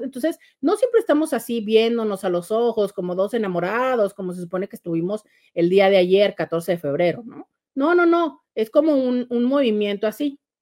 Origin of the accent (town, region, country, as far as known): Tijuana, Baja California, Mexico